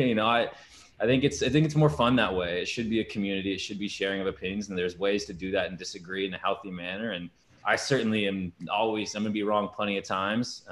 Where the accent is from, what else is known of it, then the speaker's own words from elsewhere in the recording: Bothell, Washington, United States; moved away; I'm from Bothell originally. So to be back home